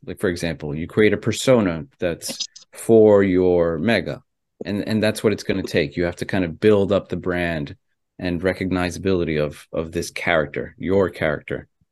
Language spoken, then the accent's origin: English; United States; also born or lived in Ecuador (ancestry); my family's from Ecuador, right? I was born here in America, but my family's Ecuadorian.